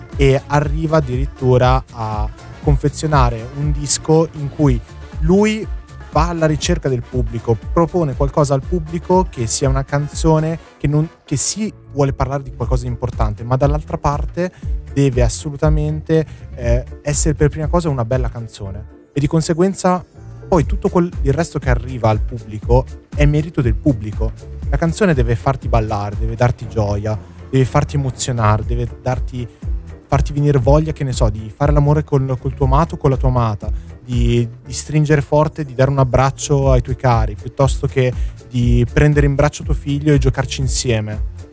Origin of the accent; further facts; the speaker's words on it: Milan, Lombardy, Italy; da buon milanese